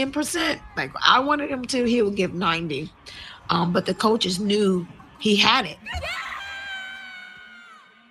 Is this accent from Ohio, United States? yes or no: yes; Columbus, Ohio, United States; I'm born and raised in Columbus, Ohio